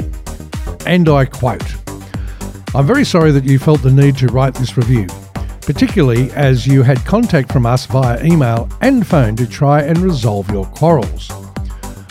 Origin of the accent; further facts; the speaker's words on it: Australia; as an Australian